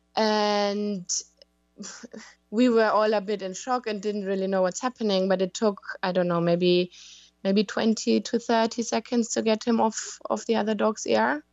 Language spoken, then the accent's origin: English; Germany; moved away as an adult; now in London, United Kingdom; I live in London, in the U K, but I'm from Germany